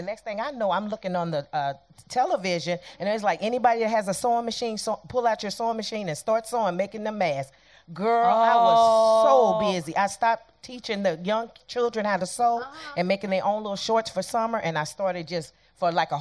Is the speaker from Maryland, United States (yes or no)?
no; Kansas City, Missouri, United States; now in Florida, United States; I'm originally from Kansas City, Missouri, but I live in Florida